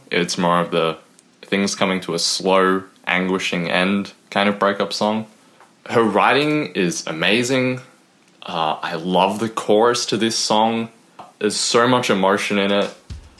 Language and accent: English; Melbourne, Victoria, Australia; I'm from Melbourne, Australia